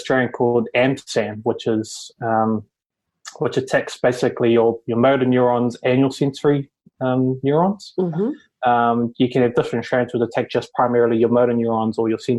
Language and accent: English; Bay of Plenty, New Zealand; also born or lived in Te Teko; I grew up pretty much in the Bay of Plenty